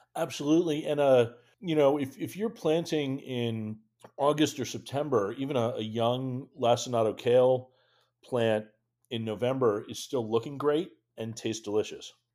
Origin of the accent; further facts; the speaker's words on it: Western Massachusetts, United States; moved away as an adult; now in Washington, D.C., United States; I grew up in Western Massachusetts uh, and moved down here back in 2003